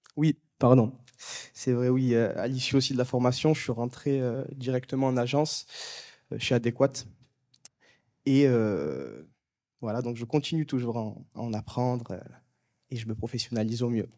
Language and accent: French; Marseille, Provence-Alpes-Côte d'Azur, France; moved away as an adult; now in Paris, France; je suis originaire de Marseille à la base. Je suis monté